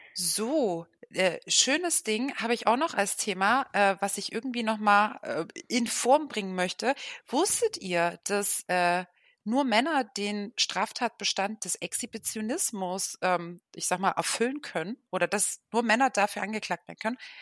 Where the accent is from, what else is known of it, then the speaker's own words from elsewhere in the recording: Dresden, Saxony, Germany; moved away as an adult; now in Oldenburg, Germany; gebürtig komme ich aus Dresden, wohne jetzt seit zehn Jahren in Oldenburg